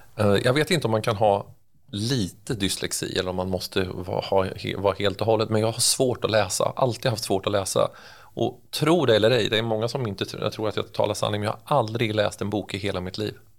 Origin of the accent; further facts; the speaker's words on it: Örebro, Örebro County, Sweden; accent: Närke dialect; Jag är urnärking och det hörs ju antagligen när man pratar också. Jag, jag, jag är född och uppvuxen här.